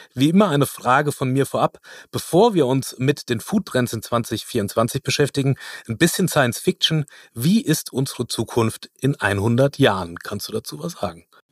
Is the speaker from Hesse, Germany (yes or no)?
yes; near Frankfurt, Hesse, Germany; also da wo ich herkomme, das ist bei Frankfurt.